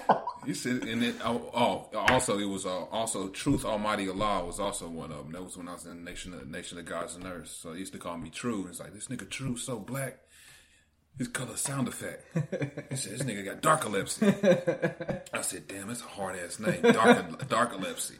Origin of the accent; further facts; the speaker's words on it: United States; as an American